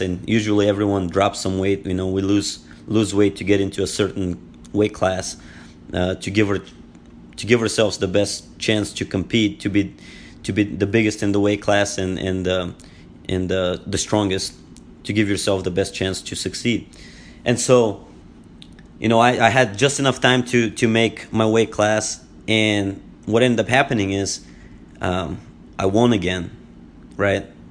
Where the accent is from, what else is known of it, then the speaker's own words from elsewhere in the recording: Bulgaria; English is a second language; moved away as an adult; now in United States; I was born and raised, uh, in Bulgaria. Uh, I am from Bulgaria, and I've lived here in the United States for twelve years